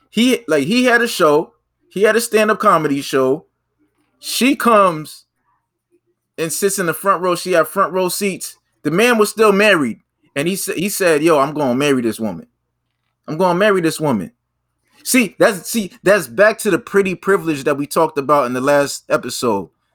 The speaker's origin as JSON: {"language": "English", "town": "Boston", "region": "Massachusetts", "country": "United States", "first_language": "English", "said": "I'm from Boston. I'm from the Bean"}